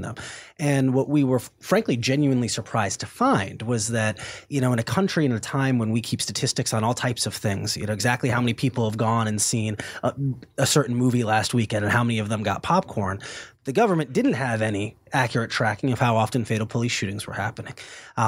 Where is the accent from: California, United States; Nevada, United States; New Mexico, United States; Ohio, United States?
Ohio, United States; Cleveland; my hometown of Cleveland, Ohio